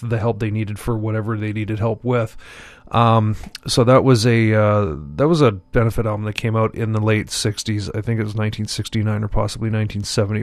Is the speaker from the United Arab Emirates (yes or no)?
no; Montreal, Quebec, Canada; when I was growing up in Montreal